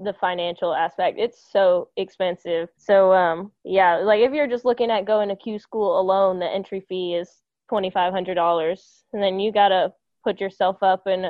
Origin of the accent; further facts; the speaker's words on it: New York City, New York, United States; moved away; also born or lived in Atlanta; I grew up in the Bronx.